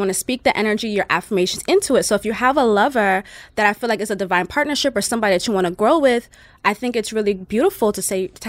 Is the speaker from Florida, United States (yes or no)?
yes; Fort Lauderdale, Florida, United States; I am from Fort Lauderdale, Florida, and I have Jamaican background.